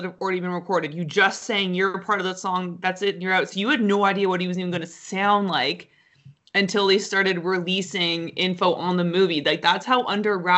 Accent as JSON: {"language": "English", "country": "Canada", "said": "because we're Canadian"}